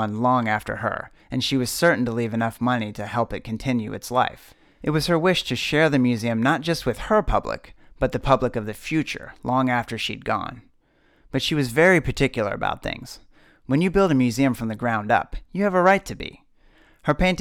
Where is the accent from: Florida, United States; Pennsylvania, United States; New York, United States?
New York, United States; I'm from New York